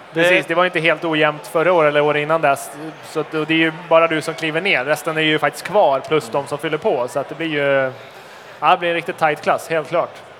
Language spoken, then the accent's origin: Swedish; Skåne, Sweden; vi är från Skåne, det är inte vansinnigt mycket skog där heller